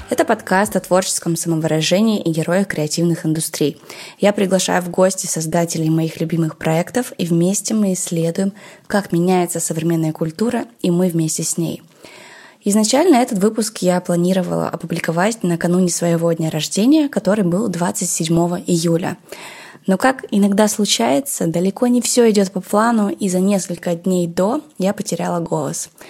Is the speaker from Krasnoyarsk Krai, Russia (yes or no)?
no; Yekaterinburg, Sverdlovsk Oblast, Russia; …, как и я, из Екатеринбурга. Поэтому я решила поговорить с ней о городе нашего детства.